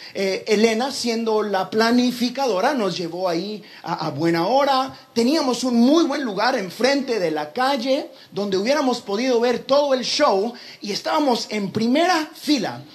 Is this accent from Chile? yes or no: no; Guatemala; moved away; eras guatemalteco